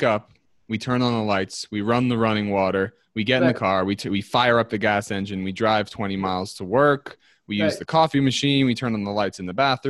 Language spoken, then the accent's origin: English; United States; now in Colorado, United States; New York, where I'm from